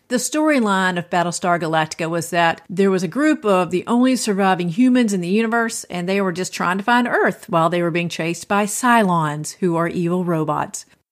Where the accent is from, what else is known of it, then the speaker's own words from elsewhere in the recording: Athens, Georgia, United States; in my hometown of Athens, Georgia. And some of these scenes were actually shot at my high school.